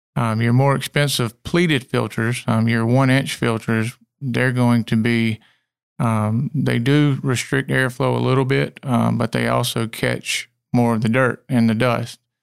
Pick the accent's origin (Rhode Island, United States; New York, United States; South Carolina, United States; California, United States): South Carolina, United States; Clemson; also born or lived in Union, South Carolina; we moved to, um, the central Clemson area when I was about five, and it's changed tremendously